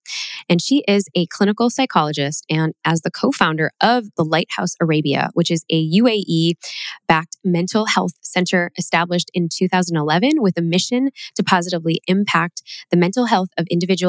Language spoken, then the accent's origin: English; Chicago, Illinois, United States; very close to where I grew up in Chicago.